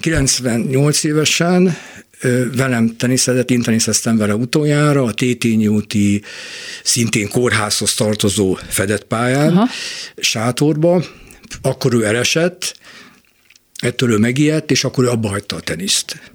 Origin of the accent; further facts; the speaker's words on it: Budapest, Hungary; Újpestről jöttünk be a Margit-szigeti Tózsas stadionba